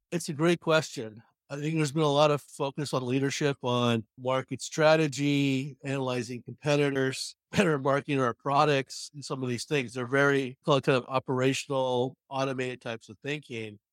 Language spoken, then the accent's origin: English; New York, United States; I'm from New York